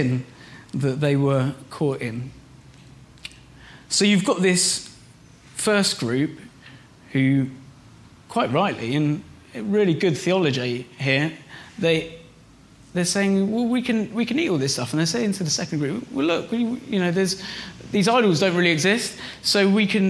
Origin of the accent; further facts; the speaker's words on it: Reading, South East England, United Kingdom; moved away; I was in Reading, my hometown where I grew up